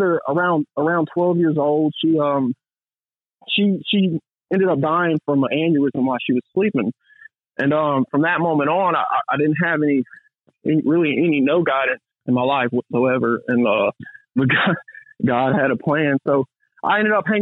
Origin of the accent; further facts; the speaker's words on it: Gulfport, Mississippi, United States; I'm from Gulfport, Mississippi, and I grew up in a rough neighborhood called Magnolia Grove